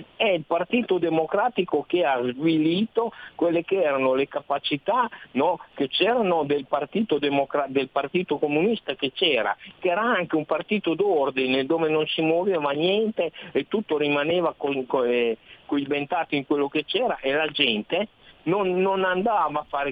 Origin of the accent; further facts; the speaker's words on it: Reggio Emilia, Emilia-Romagna, Italy; Io sono nato nel 1955, a Reggio Emilia